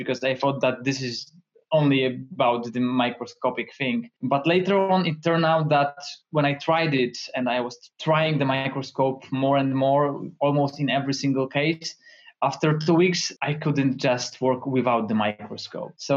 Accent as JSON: {"language": "English", "town": "Toruń", "region": "Kuyavian-Pomeranian Voivodeship", "country": "Poland", "said": "I'm from Poland, from beautiful city that is Toruń"}